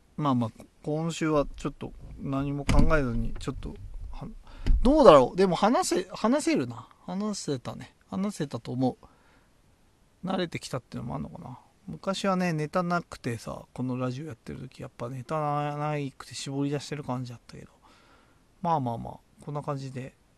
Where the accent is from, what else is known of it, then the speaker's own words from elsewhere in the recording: Tochigi, Japan; 僕も栃木出身